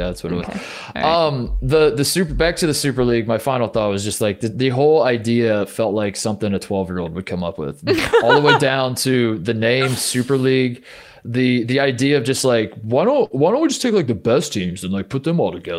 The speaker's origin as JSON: {"language": "English", "town": "Melbourne", "region": "Victoria", "country": "Australia", "said": "Melbourne. I'm from Melbourne."}